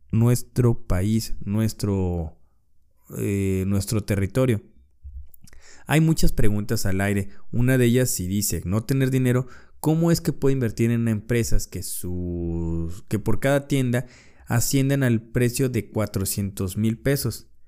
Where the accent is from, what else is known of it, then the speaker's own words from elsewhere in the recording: Mexico; Entonces, nosotros como personas y nosotros como mexicanos, abramos los ojos de lo que está pasando.